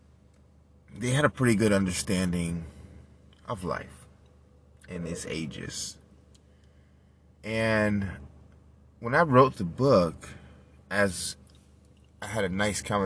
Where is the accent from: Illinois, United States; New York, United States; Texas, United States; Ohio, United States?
New York, United States; New York City; I'm from Manhattan. I'm from New York. I was born in Beth Israel, Mount Sinai.